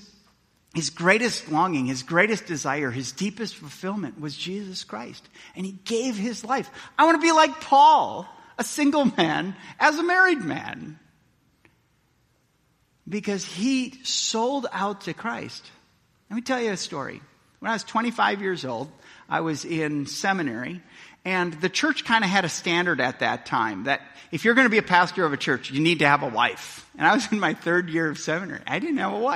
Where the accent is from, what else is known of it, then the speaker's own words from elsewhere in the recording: Milwaukee, Wisconsin, United States; I grew up in Milwaukee, Wisconsin